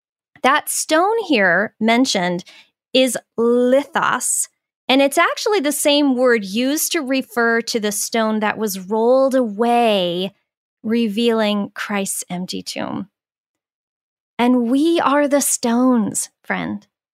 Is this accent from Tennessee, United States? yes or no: no; Phoenix, Arizona, United States; now in Minnesota, United States; I grew up in Phoenix, Arizona